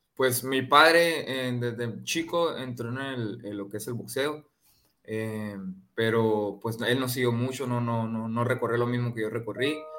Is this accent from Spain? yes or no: no; Ciudad Obregón, Sonora, Mexico; aquí en mi tierra el próximo mes eh, aquí en Ciudad Obregón